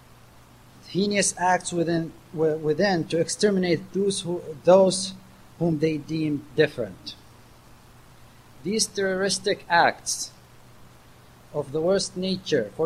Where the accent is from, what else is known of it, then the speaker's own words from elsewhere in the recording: Awamiyah, Eastern Province, Saudi Arabia; moved away as an adult; now in United States; I'm from the city of Urwamiya, which is located at the eastern province of the Arabian Peninsula